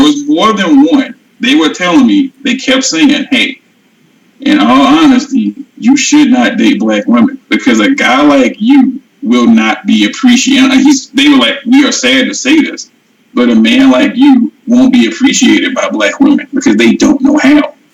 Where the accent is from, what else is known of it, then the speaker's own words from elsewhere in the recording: St. Louis, Missouri, United States; moved away as an adult; now in Arizona, United States; I was born in St. Louis, Missouri. I grew up in an area of St. Louis that is affectionately called Murderville.